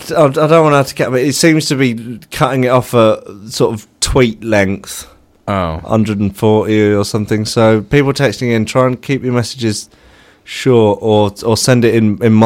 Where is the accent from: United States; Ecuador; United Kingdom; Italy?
United Kingdom; Leicester, East Midlands; I'm from Leicester.